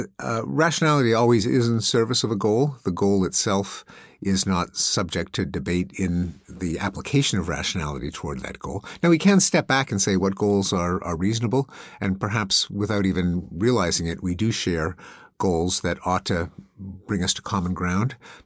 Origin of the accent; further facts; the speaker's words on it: Canada; now in United States; I grew up in Canada, which imported the British system. So I grew up in religious schools.